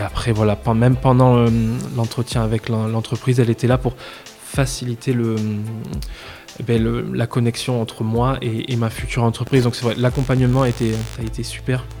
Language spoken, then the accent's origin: French; Bordeaux, Nouvelle-Aquitaine, France; also born or lived in Agen; Je viens de Bordeaux à, l'origine